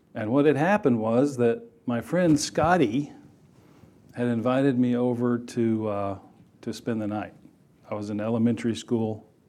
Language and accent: English; Texas, United States; I grew up in Texas.